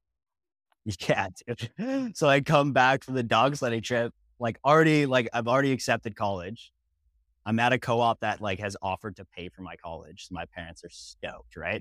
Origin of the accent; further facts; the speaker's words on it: Kitchener, Ontario, Canada; I grew up in Ontario, like Kitchener, Ontario